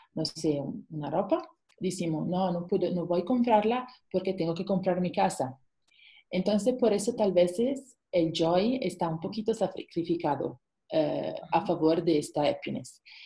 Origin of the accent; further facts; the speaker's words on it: Italy; Spanish is a second language; moved away as an adult; also born or lived in Luxembourg / Singapore; now in Mexico; soy italiana, pero por el trabajo de mi esposo nos viajamos muchísimo